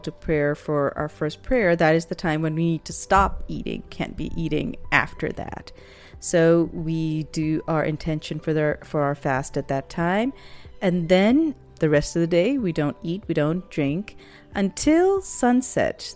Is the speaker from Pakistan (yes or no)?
yes; Pakistan; moved away; When I was growing up in Pakistan